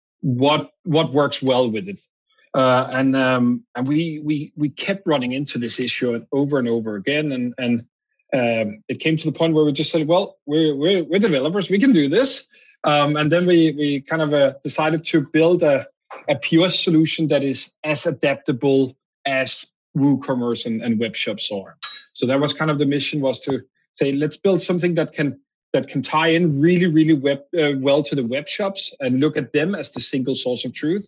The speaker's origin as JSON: {"language": "English", "country": "Denmark", "accent": "Danish", "second_language": "English", "moved": "yes", "said": "I'm originally from Denmark, hence my accent."}